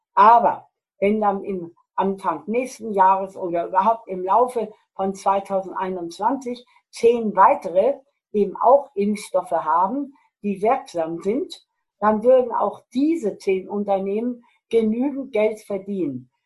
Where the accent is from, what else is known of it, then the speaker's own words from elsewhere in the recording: Germany; bei uns in Deutschland